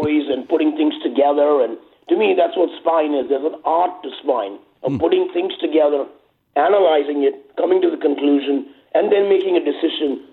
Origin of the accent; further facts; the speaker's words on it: India; moved away as an adult; also born or lived in England / New York; now in Los Angeles, United States; I grew up in India from the age of 10 to 27